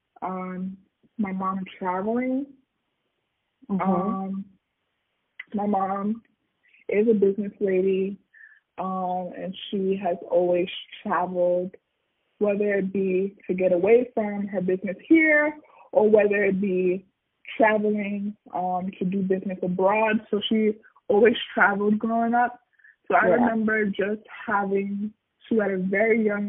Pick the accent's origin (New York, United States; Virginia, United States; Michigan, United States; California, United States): New York, United States; New York City; moved away as an adult; now in Atlanta, United States; I am originally from Staten Island, New York, but I now live in Atlanta.